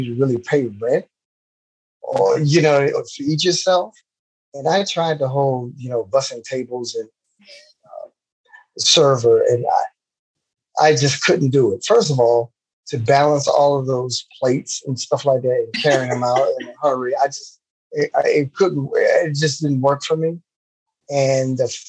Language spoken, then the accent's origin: English; Miami, Florida, United States; I grew up in Miami, Florida. I was born and raised in an area in Miami called South Miami Heights